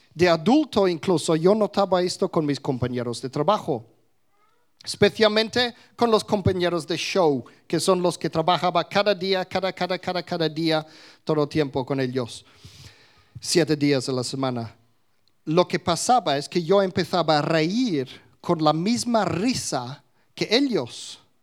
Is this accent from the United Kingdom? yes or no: yes; England, United Kingdom; first language English; Spanish is a second language; moved away; de niño en Inglaterra, yo nunca decía palabrotas, pero aprendí mi español en la calle